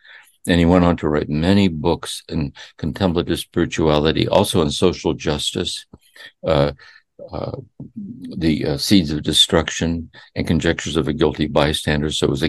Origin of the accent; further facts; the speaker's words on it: Akron, Ohio, United States; moved away as an adult; also born or lived in Kentucky; I was born and raised in Akron, Ohio. I was the oldest of six children. My father was a violent alcoholic. My mother was a devout Catholic.